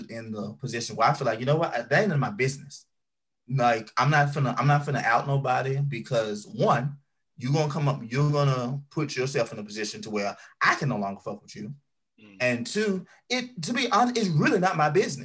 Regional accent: Mississippi, United States; moved away; when I was a young gay back at home, you know, I'm from Mississippi

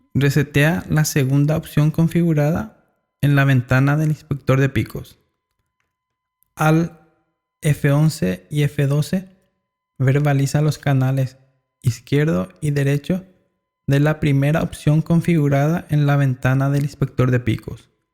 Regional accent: Paraguay; yo soy de Paraguay

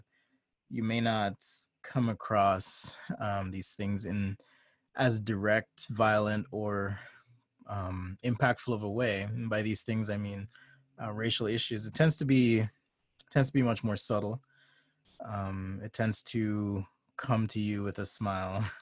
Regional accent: Jamaica; now in United States; I came from Jamaica

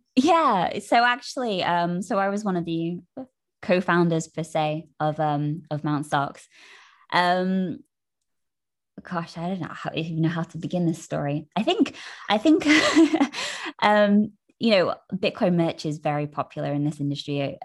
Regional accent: United Kingdom; being British

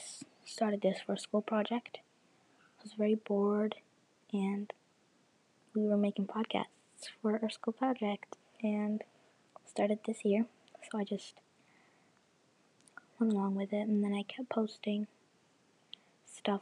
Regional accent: Canada; also born or lived in Jamaica; I was born in Jamaica, and then 3 years of age came, and I went to Canada

